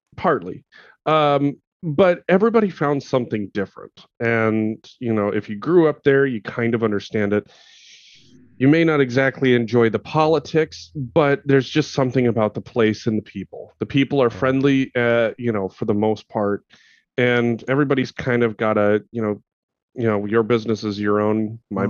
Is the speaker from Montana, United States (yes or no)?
yes; Montana, United States; moved away; growing up in Montana, being a Montanan